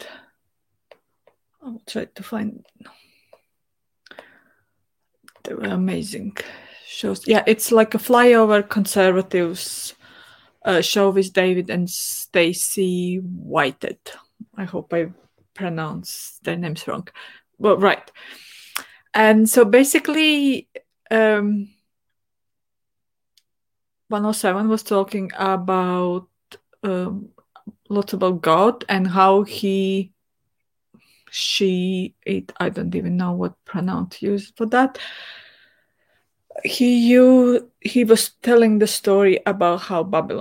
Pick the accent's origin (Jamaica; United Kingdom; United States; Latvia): Latvia; I grew up in Soviet Union, where going to church wasn't really way of life, at least not in my family